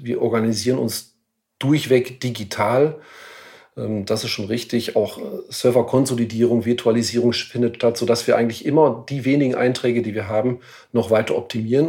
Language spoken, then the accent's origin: German; Ahaus, North Rhine-Westphalia, Germany; in meiner Heimatstadt, in meiner Geburtsstadt in Ahaus